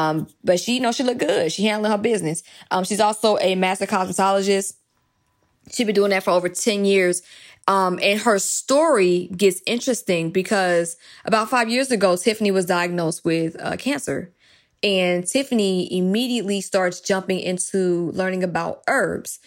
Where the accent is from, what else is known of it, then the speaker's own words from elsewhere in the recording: DeKalb County, Georgia, United States; I'm from DeKalb County. I'm from that area all over Stone Mountain, Lithonia, Decatur area. I either went to school or lived in any of those three cities